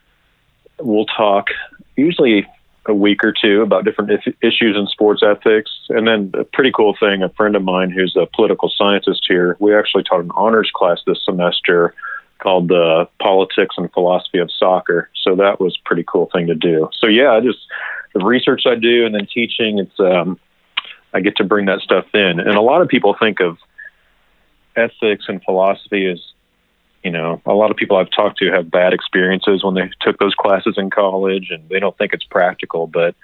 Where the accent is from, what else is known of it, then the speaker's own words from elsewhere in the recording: Kansas City, United States; moved away as an adult; also born or lived in Southern California / Colorado; now in Kentucky, United States; I grew up in Kansas City